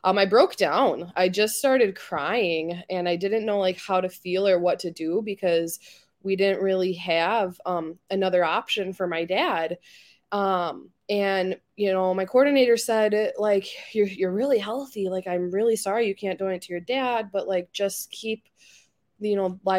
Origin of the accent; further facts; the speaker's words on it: Wisconsin, United States; I'm from Wisconsin